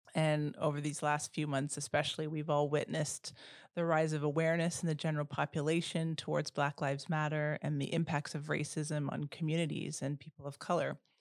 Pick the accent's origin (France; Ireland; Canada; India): Canada; first language Dutch; English is a second language; also born or lived in Bermuda; now in Oak Park, United States; I was born in Bermuda. My father was black and my mother was white, but they passed away when I was really young. And as a child, I grew up in primarily white spaces in Canada.